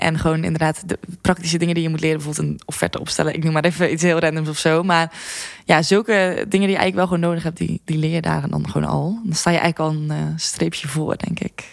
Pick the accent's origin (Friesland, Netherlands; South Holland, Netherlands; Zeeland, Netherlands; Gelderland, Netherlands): Zeeland, Netherlands; moved away as an adult; also born or lived in Tilburg; ik kwam uit Zeeland en ik eh, ging studeren in Tilburg.